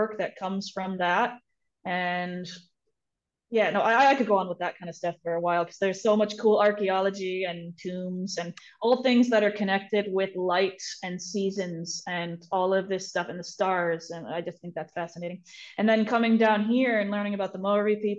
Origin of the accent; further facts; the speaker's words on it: United States; moved away as an adult; also born or lived in Pennsylvania / New York; now in New Zealand; I grew up in Pennsylvania and New York State, which are landlocked states, in kind of like farmland areas